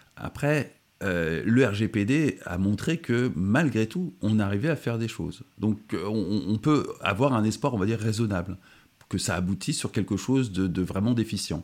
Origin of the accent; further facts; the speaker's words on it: France; en tant que Français